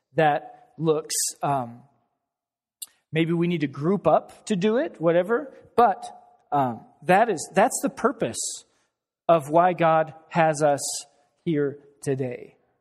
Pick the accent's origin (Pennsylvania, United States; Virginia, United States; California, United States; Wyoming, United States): Wyoming, United States; moved away; I'm from Wyoming